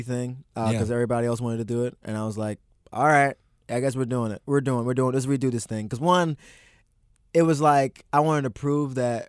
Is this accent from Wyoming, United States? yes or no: no; Maryland, United States; me and growing up in Maryland